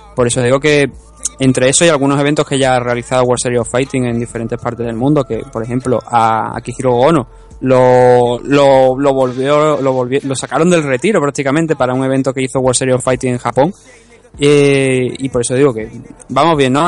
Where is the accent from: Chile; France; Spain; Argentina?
Spain; somos españoles